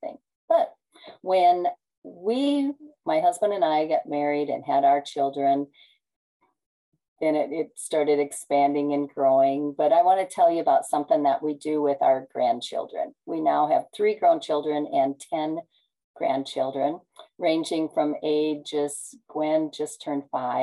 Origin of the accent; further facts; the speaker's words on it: Nebraska, United States; I'm from Nebraska